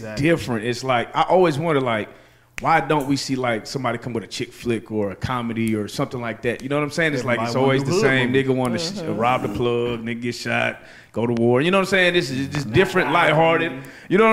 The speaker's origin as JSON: {"language": "English", "area": "Dallas–Fort Worth", "region": "Texas", "country": "United States", "said": "we come from Dallas Fort Worth"}